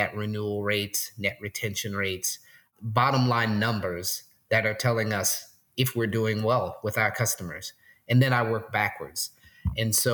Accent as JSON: {"language": "English", "town": "New Orleans", "region": "Louisiana", "country": "United States", "moved": "yes", "lives_now": "Portland, United States", "said": "I'm originally from New Orleans. I currently live in Portland, Oregon."}